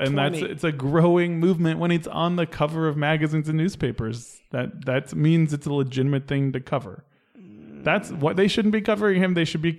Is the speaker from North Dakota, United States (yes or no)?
no; the Bay Area, California, United States; I'm from the Bay Area